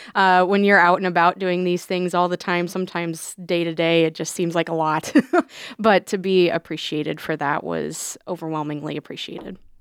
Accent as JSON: {"language": "English", "town": "Council Bluffs", "region": "Iowa", "country": "United States", "tie": "born or raised there", "said": "my hometown, I've always lived in Council Bluffs"}